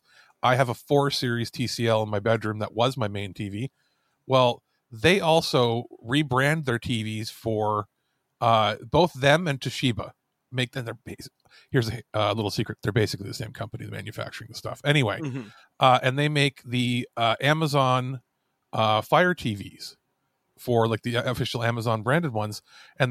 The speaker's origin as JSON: {"language": "English", "area": "Scarborough, Barrie, Kitchener", "region": "Ontario", "country": "Canada", "tie": "born or raised there", "said": "I am a Canadian boy. I was born in Scarborough. We moved to Barrie and then we moved to Kitchener"}